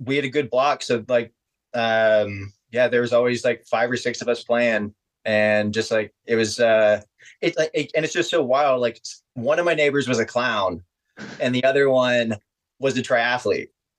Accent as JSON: {"language": "English", "town": "Converse", "region": "Texas", "country": "United States", "tie": "born or raised there", "said": "I grew up in Converse, Texas, which is the suburbs of San Antonio"}